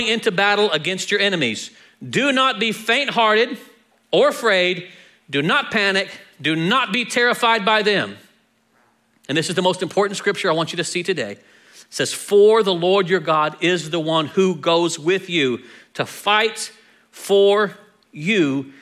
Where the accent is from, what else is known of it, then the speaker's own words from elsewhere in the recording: Texas, United States; we're from Texas.